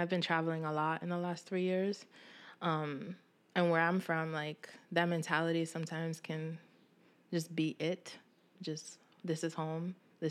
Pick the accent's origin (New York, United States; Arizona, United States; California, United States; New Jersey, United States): New York, United States; Brooklyn; also born or lived in West Harlem, United States; I'm from Bed-Stuy, Brooklyn.